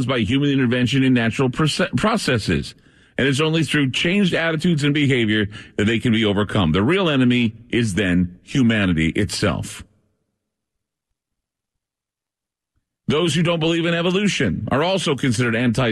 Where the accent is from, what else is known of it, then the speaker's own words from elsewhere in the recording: Portland, Oregon, United States; my hometown of Portland, Oregon